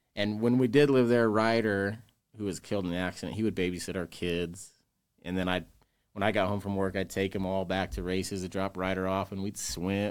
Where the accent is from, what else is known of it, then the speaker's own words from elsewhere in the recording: West Jordan, Utah, United States; also born or lived in West Valley City, Utah; technically born in West Valley, but I grew up in West Jordan, went to West Jordan High School.